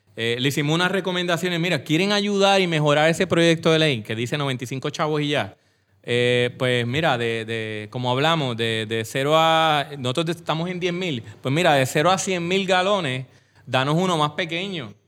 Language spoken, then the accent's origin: Spanish; Coamo, Puerto Rico; Yo que soy de Cuamo, voy a los baños de Cuamo